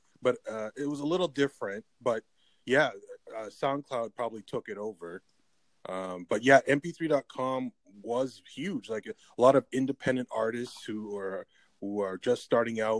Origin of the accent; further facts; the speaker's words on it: Canada; I grew up in Canada